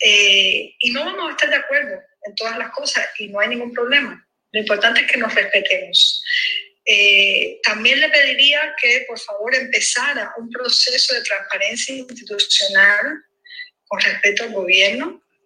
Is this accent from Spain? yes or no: no; Cuba; todos juntos como cubanos